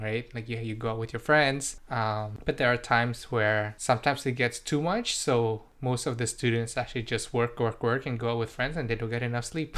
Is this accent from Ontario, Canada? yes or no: no; British Columbia, Canada; first language Indonesian; English is a second language; also born or lived in Indonesia / Surrey; I grew up, you know, in, in the Western culture